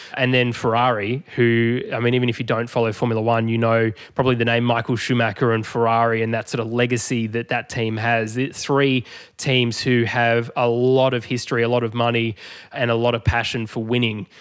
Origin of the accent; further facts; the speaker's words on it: Australia; as an Australian fan